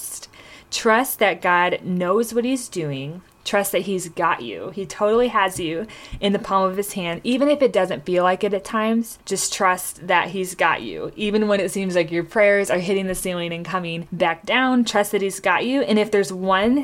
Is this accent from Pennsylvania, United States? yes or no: no; Michigan, United States; moved away as an adult; also born or lived in Tulsa, Oklahoma; I grew up in Michigan